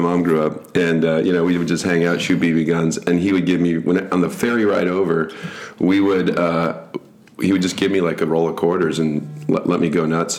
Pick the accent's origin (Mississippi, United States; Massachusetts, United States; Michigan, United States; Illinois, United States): Michigan, United States; Grand Haven; where we grew up in Grand Haven